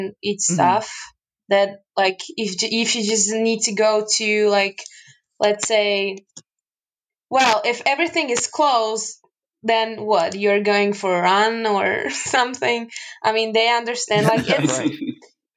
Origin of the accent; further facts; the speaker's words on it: Michalovce, Košice Region, Slovakia; also born or lived in Finland; I live in the eastern part of Slovakia, Michalovce. It's my hometown.